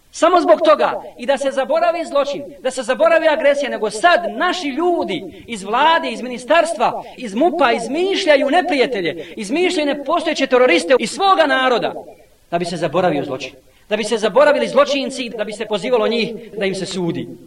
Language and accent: Croatian; Bosnia & Herzegovina